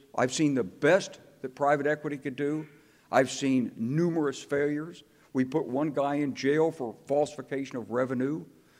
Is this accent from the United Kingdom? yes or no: no; Arkansas, United States; also born or lived in Chicago, Illinois; I grew up in Arkansas, okay? I apologize. We used to play Yankees and Confederates, and I was usually a Yankee because I was born in Chicago.